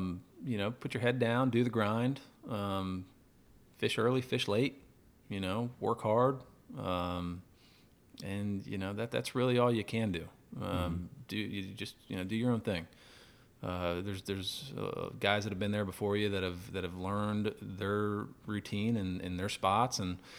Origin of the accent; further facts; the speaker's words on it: Orlando, Florida, United States; I grew up tarpon fishing in Florida, grew up in Orlando.